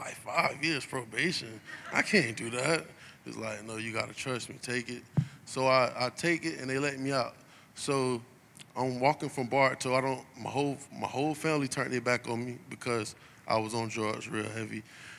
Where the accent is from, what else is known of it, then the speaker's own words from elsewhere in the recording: Lakeland, Florida, United States; My dad is from California, and my mom is from here in Lakeland. I grew up on East Bella Vista, right down the street from Tiger Town, raised by my grandparents